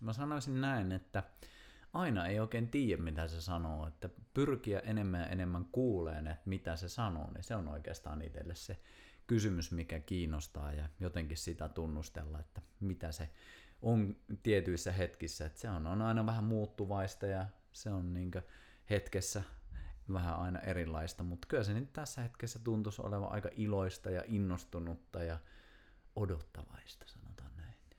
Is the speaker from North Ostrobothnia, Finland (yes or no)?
yes; Kuusamo, North Ostrobothnia, Finland; moved away as an adult; muutin just Kuusamosta, mistä on siis kotoisin